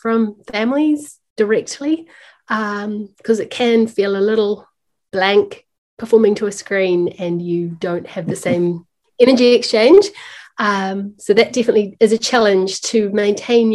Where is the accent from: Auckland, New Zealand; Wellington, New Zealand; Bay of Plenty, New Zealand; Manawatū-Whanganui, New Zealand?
Auckland, New Zealand; my hometown here in Auckland